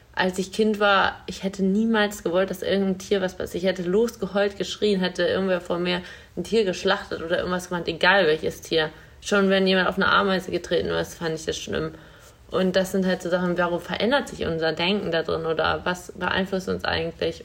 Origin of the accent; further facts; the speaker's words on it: Hanover, Lower Saxony, Germany; bei uns in Hannover